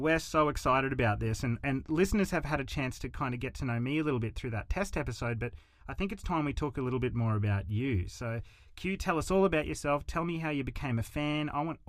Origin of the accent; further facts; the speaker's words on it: Australia; I'm an Australian … fan.